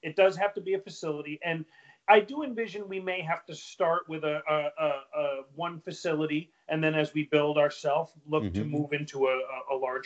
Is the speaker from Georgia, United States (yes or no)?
no; Capital District, New York, United States; also born or lived in Plattsburgh, New York / Long Island, New York; now in Hudson Valley, United States; I'm from the Capital District, or I went to college in Plattsburgh, which was in the northernmost part of the state